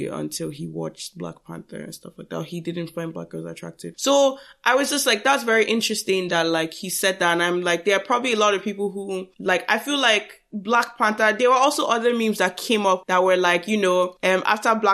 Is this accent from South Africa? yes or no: no; Nigeria; we are Nigerian.